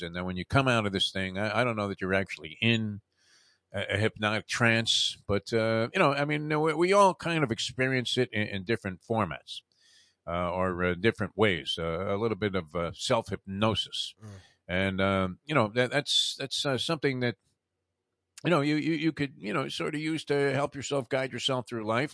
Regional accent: New York City, New York, United States; the neighborhood I grew up in in Brooklyn.

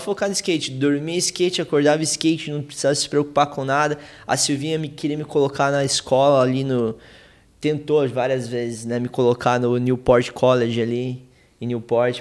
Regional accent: Curitiba, Paraná, Brazil; a gente é de Curitiba, é frio pra cacete

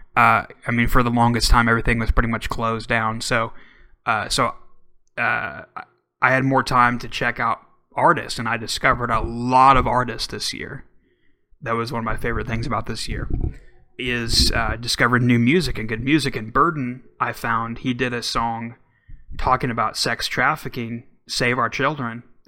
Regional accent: Oklahoma, United States; my home my home state

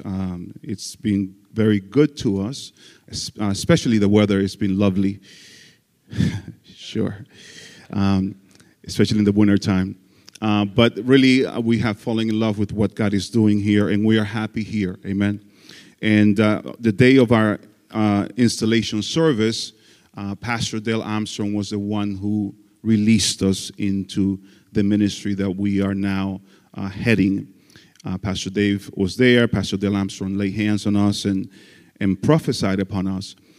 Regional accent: Dominican Republic; English is a second language; moved away as an adult; also born or lived in Florida; I am from the Dominican Republic, that country where you want to go on vacation. I was born and raised there

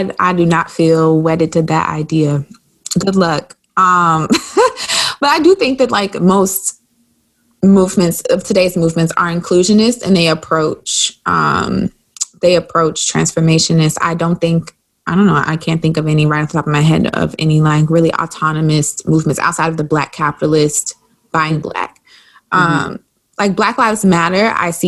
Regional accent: South Carolina, United States; I'm from South Carolina.

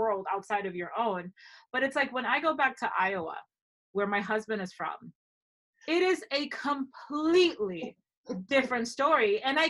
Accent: Dominican Republic; also born or lived in Ohio, United States; now in New York, United States; I grew up partially in the Dominican Republic, but I also lived in Ohio for 5 years

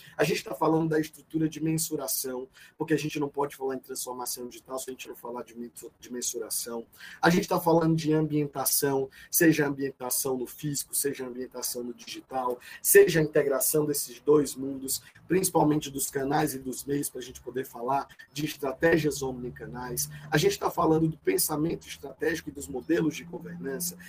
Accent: Novo Oriente, Ceará, Brazil; moved away; also born or lived in São Paulo; eu sou cearense, né? sou natural do interior do Ceará, de uma cidade pequenininha, 400 quilômetros de Fortaleza, e é, chamada Novo Oriente.

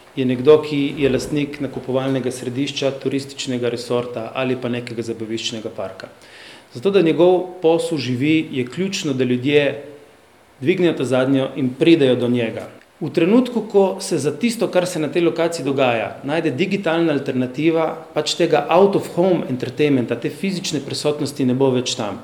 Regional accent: Slovenia; also born or lived in Slovenian Istria; Slovenci smo

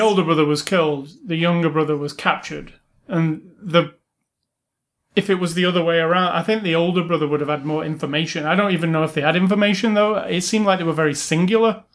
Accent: England, United Kingdom; I'm English

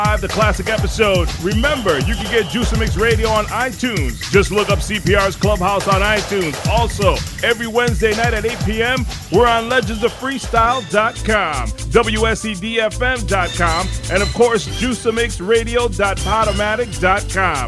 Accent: Springfield, Massachusetts, United States; moved away; also born or lived in West Palm Beach, Florida; my hometown of Swingfield, Mass

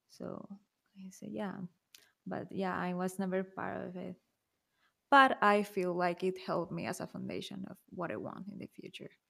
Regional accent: Mexico; I'm from Mexico, so it tends to be really conservative too.

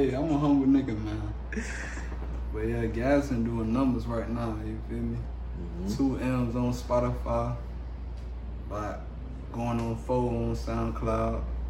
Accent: Miami, Florida, United States; also born or lived in Georgia; Oh, yeah, I mean, I'm from Miami. Moved to Citrus. Moved a lot of LA. Moved back to Citrus. Moved back to Dade. Moved to GA.

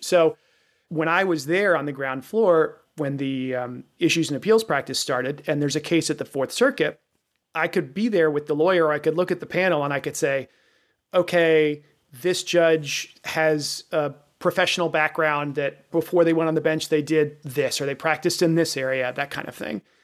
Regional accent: Virginia, United States; I grew up in Virginia, Richmond, which is where I was clerking, was familiar to me.

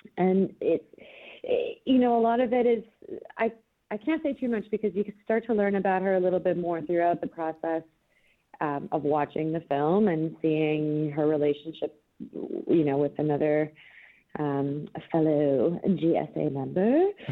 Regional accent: Canada; moved away; I'm Canadian originally

